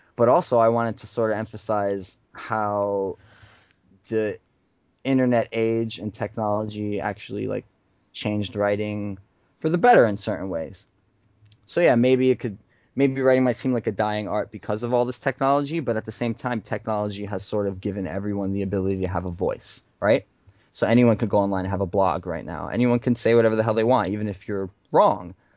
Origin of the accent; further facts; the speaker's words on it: Elizabeth, New Jersey, United States; born or raised there